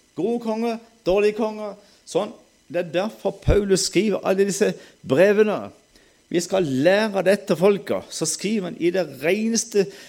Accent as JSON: {"language": "Norwegian", "area": "Sørlandet", "region": "Southern Norway", "country": "Norway", "accent": "Sørlandet dialect", "said": "Da kan jeg snakke sørlandsdialekt"}